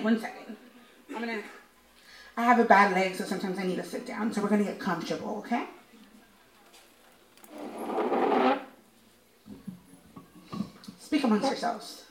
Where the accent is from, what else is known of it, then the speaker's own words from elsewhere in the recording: Los Angeles, California, United States; This is home. I'm from Silver Lake.